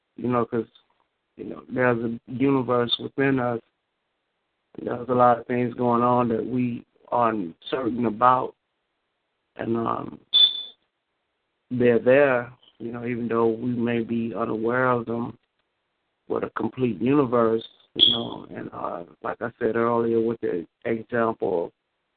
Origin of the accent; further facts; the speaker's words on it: the South, United States; accent: Southern; moved away; I'm from the South. But up here they call me country